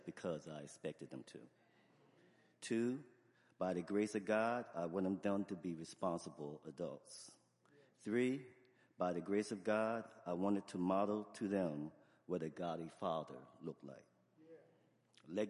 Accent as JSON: {"language": "English", "town": "Camden", "region": "New Jersey", "country": "United States", "said": "I'm from Camden"}